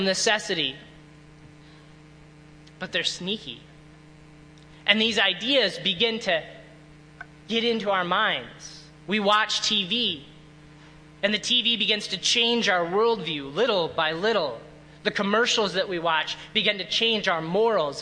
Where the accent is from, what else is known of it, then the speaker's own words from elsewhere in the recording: Illinois, United States; I grew up in Illinois for a good while